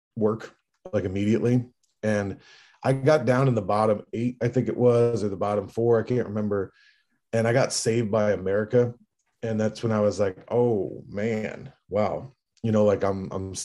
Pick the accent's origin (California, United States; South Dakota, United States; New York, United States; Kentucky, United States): New York, United States; Hudson Valley, upstate; moved away; the Hudson Valley, like my hometown in upstate New York.